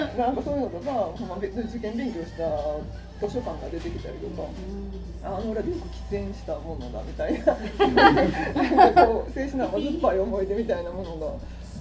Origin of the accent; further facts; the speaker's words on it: Gose, Nara, Japan; その私の出身地で撮影された映画で、ね、奈良県ここ奈良県五湖城市っていうんですけど